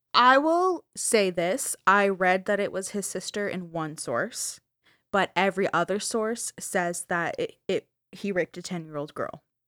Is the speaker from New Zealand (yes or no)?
no; Canada; we're Canadian